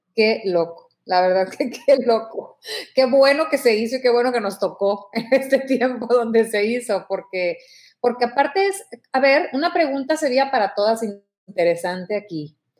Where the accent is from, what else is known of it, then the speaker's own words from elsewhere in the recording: Mexico; yo te hablo como mexicana